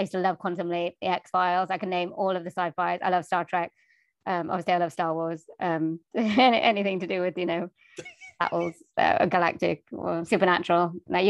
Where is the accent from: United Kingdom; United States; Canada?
United Kingdom; as a British